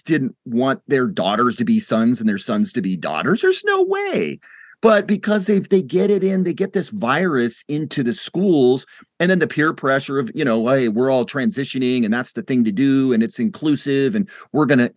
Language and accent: English; United States